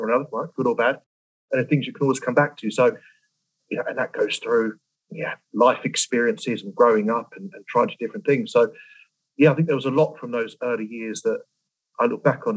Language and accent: English; London, United Kingdom; We grew up in West London and a very multicultural area at the time